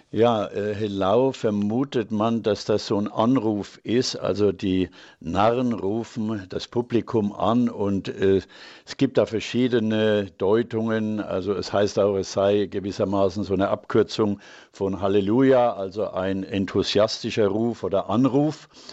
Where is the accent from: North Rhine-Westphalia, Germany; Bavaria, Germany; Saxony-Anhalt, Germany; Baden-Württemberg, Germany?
Bavaria, Germany; Franconia; bei uns in Franken